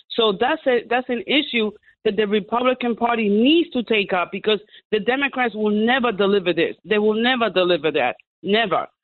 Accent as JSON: {"language": "English", "town": "New York City", "region": "New York", "country": "United States", "tie": "born or raised there", "lives_now": "Nassau County, United States", "said": "I grew up in Queens"}